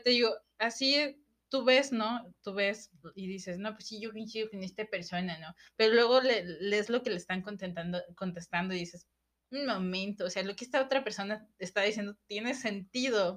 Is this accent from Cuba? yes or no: no; Mexico; aquí en México